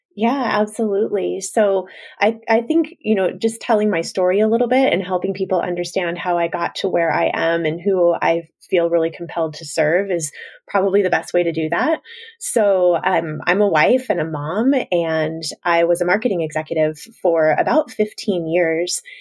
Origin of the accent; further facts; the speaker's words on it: Washington, United States; my hometown in Washington state